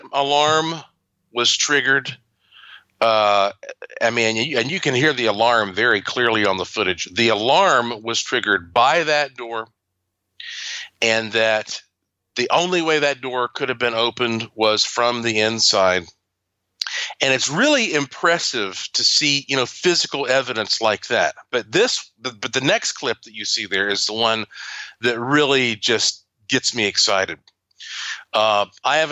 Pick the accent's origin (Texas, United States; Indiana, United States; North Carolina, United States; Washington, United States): North Carolina, United States; I am from North Carolina and I have a museum and laboratory and ghost tours and all that there